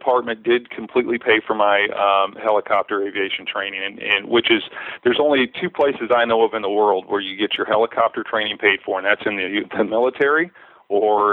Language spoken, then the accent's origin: English; Oktaha, Oklahoma, United States; also born or lived in San Diego County, California; now in San Diego, United States; I grew up in Oaktaha, a really small town in Muskogee County